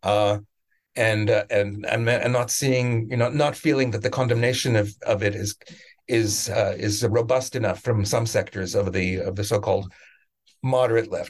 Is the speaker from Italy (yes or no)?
no; Canada; also born or lived in Israel; now in United States; I'm from Canada originally